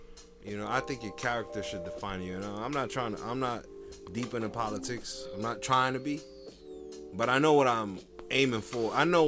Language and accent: English; Jersey City, New Jersey, United States; I grew up in Jersey City